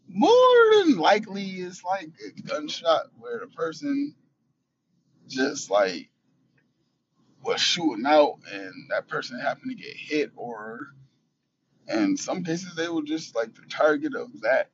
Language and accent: English; Buffalo, New York, United States; In Buffalo, I can speak for Buffalo because this is where we live and this is where we're from.